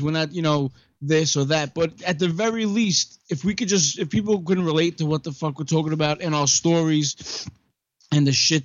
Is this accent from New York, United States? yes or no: yes; New York City, New York, United States; now in Long Island, United States; I'm originally from Brooklyn.